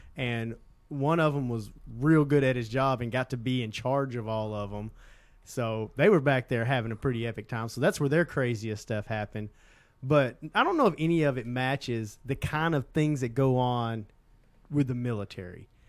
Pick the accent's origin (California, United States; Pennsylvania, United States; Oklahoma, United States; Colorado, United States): Oklahoma, United States; Southeast; we grew up in Southeast Oklahoma where there were ton of squirrels